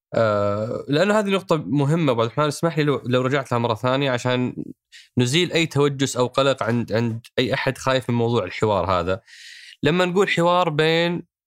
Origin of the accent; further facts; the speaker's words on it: Saudi Arabia; احنا كسعوديه